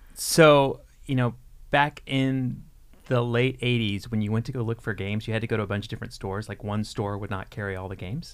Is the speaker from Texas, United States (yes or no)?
yes; Texas, United States; now in Minnesota, United States; I'm from Texas originally